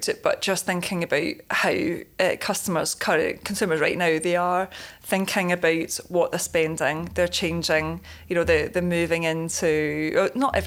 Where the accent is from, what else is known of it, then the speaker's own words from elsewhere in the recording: Leeds, Yorkshire and the Humber, United Kingdom; I'm from the Leeds area